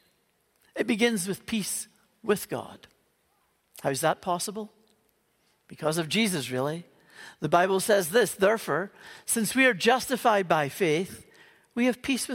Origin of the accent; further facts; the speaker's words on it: Northern Ireland, United Kingdom; moved away; You can maybe tell from the accent that I grew up in Northern Ireland